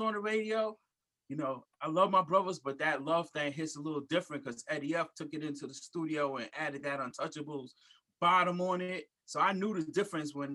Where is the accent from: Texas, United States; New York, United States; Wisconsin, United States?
New York, United States; New York City; also born or lived in Germany / North Carolina / Georgia / Virginia; now in Long Island, United States; I was born and raised in Brooklyn, New York